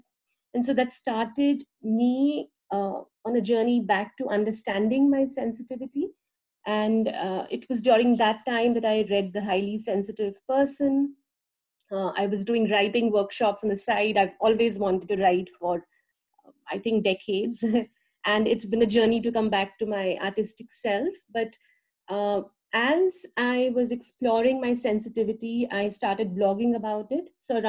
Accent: India; moved away as an adult; now in United States; And it's basically around 8 years ago, I moved from India to the US.

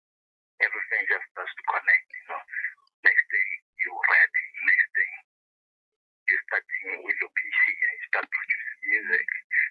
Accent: Pretoria, Gauteng, South Africa; I'm from Pretoria, Kgogamasigcwala.

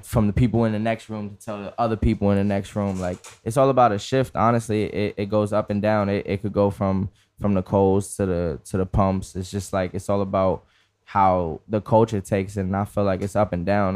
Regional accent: New York City, New York, United States; being from the Bronx

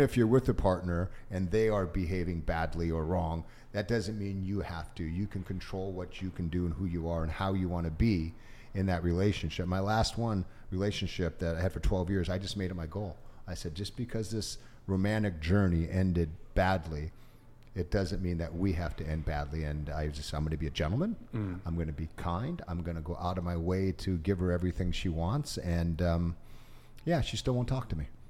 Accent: Orange County, California, United States; also born or lived in Japan / Santa Ana, California / Hollywood, California / San Jose, California; Even though I was half Asian, I grew up in Orange County, an all white area

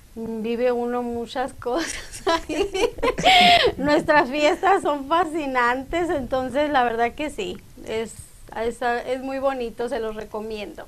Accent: Moctezuma, Sonora, Mexico; also born or lived in Cananea, Sonora; yo nací en Cananea, Sonora, pero a los siete años, cuando yo tenía siete años, nos fuimos a vivir a Moctezuma. Entonces, cuando me preguntan de dónde soy, pues yo digo que soy de Moctezuma

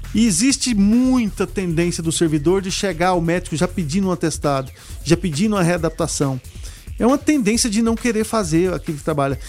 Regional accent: Brazil; Eu sou brasileiro, vou trabalhar aqui, eu sou médico aqui, quero trabalhar aqui e quero fazer o meu país um lugar melhor

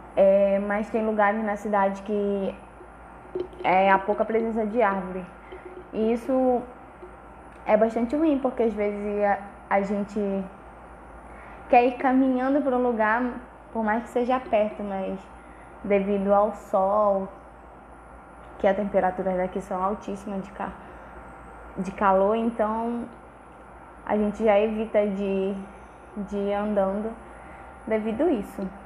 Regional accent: Oriximiná, Pará, Brazil; sou aqui do Pará, da cidade de Oriximiná

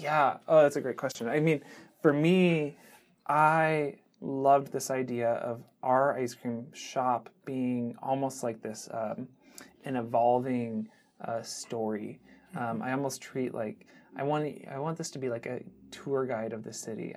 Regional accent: Seattle, Washington, United States; growing up in the Seattle area

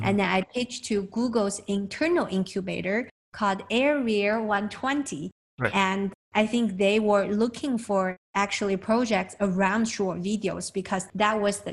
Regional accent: China; now in United States; I'm from China.

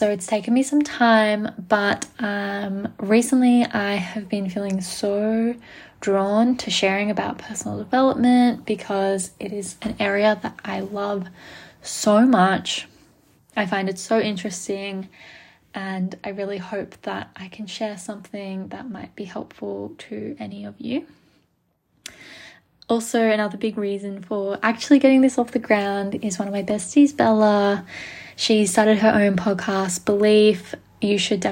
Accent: Melbourne, Victoria, Australia; also born or lived in Gold Coast, Australia; I am from Melbourne, Australia. I live here now. I grew up here.

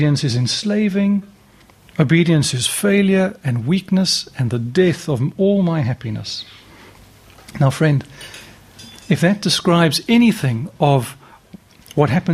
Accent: Cape Town, Western Cape, South Africa; moved away; I come from Cape Town.

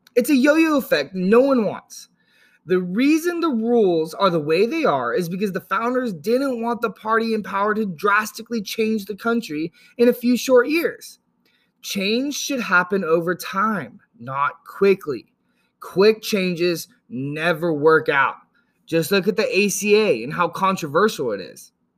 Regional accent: Yuba City, California, United States; also born or lived in Chico, California; I grew up in Northern California, about an hour north of Sacramento in a place called Yuba City

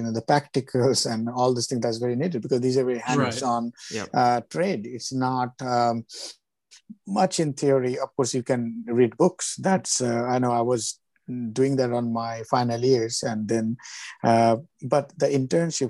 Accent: Kolkata, West Bengal, India; moved away; I grew up in Calcutta, so I'm a Bengali 100%

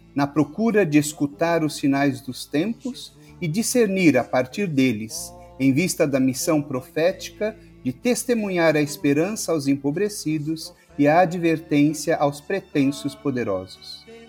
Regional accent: Campo Limpo Paulista, São Paulo, Brazil; eu sou da cidade de Campo Limpo Paulista, interior de São Paulo

